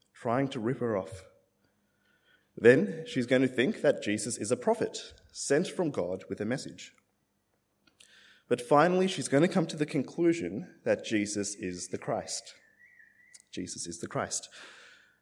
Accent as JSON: {"language": "English", "country": "Australia", "tie": "born or raised there", "also_born_or_lived": "India", "said": "I'm Indian. My family, we came to Australia when I was about 3 years old."}